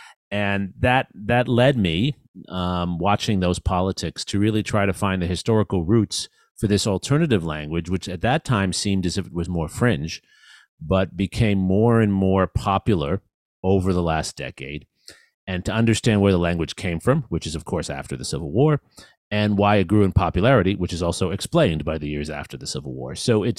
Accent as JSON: {"language": "English", "town": "New York City", "region": "New York", "country": "United States", "tie": "born or raised there", "also_born_or_lived": "Wisconsin", "moved": "as an adult", "lives_now": "Austin, United States", "said": "I grew up in New York City, studied at Stanford and Yale, taught at the University of Wisconsin before coming to the University of Texas, before I found my home in Austin."}